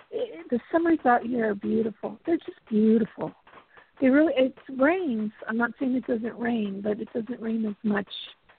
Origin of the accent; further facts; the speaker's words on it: Valencia, California, United States; moved away as an adult; also born or lived in Burbank, California / Antelope Valley, California / Colorado; now in Pacific Northwest, United States; I grew up in Valencia. Well, from when I was 9. Before that, I lived in Burbank. And then at 9 years old, we moved out to the Valencia, Santa Clarita area.